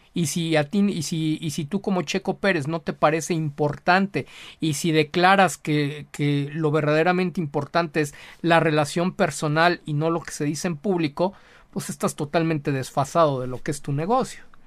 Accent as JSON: {"language": "Spanish", "country": "Mexico", "said": "como mexicano, como latinoamericano"}